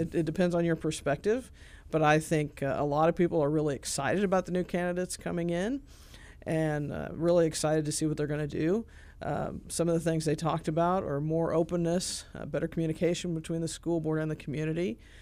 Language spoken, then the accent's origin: English; Clarksburg, Illinois, United States; also born or lived in Charleston, Illinois; I'm from Clarksburg, uh, but nobody knows where that is. It's south of Shelbyville